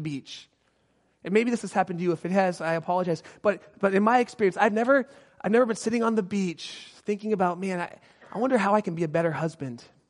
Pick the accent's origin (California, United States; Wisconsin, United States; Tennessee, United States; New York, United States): California, United States; Southern; I grew up in Southern California